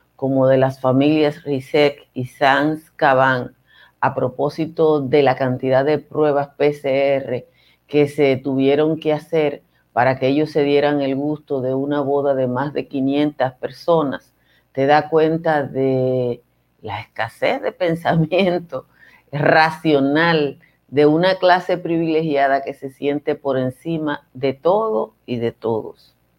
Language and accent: Spanish; Nizao, Peravia, Dominican Republic; soy de Nizao, entonces obviamente que mi origen está muy lejos del glamour